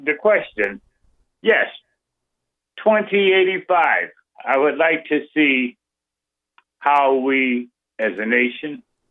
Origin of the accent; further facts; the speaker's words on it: New Orleans, Louisiana, United States; now in Milwaukee, United States; I'm a Black American, okay, born and raised in New Orleans, residing in Milwaukee at present